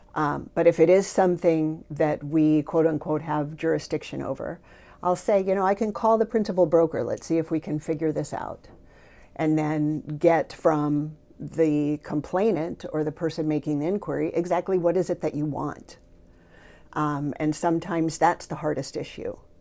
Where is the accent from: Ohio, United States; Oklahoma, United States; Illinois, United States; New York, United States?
Ohio, United States; Sylvania; moved away as an adult; now in Maui, United States; I grew up, um, in a small suburb outside of Toledo, Ohio, Sylvania, Ohio